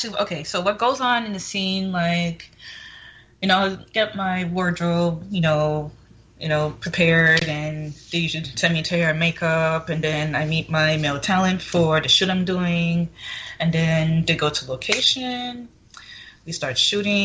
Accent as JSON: {"language": "English", "town": "Fort Lauderdale", "region": "Florida", "country": "United States", "tie": "born or raised there", "also_born_or_lived": "Passaic, New Jersey", "moved": "as an adult", "lives_now": "Las Vegas, United States", "said": "born in Passaic, New Jersey. And then 2 years after that, me and my family relocated to Fort Lauderdale, Florida, where I mostly grew up in Fort Lauderdale, Florida"}